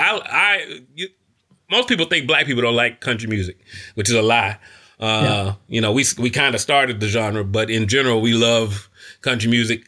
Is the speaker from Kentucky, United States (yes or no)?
yes; Kentucky, United States; I'm from Kentucky